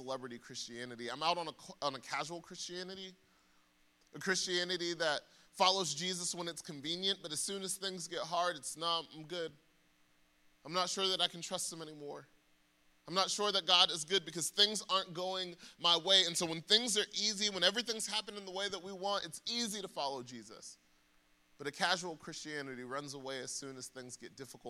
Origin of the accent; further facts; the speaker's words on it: Atlanta, Georgia, United States; I'm from Atlanta